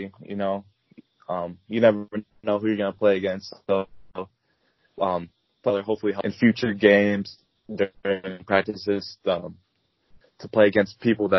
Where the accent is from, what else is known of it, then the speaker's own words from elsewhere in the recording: Lena, Illinois, United States; I'm from Lena, Illinois. That's really, really small town